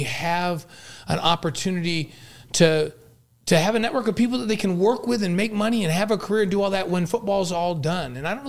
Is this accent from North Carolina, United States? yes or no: no; New York, United States; now in Provo, United States; I grew up in New York.